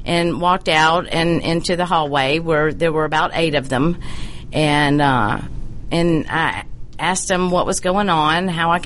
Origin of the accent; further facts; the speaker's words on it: United States; I'm an American